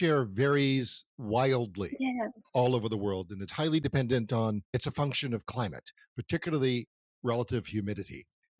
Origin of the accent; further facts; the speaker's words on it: New Orleans, Louisiana, United States; I grew up in New Orleans.